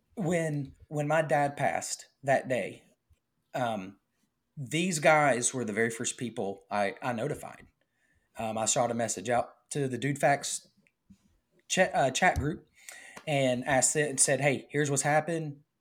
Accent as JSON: {"language": "English", "region": "the South", "country": "United States", "said": "We're from the South"}